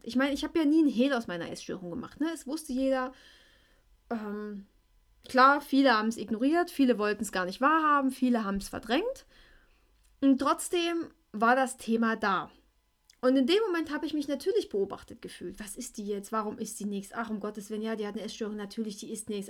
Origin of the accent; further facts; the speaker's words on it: Schleiz, Thuringia, Germany; ich bin aus Schleiz.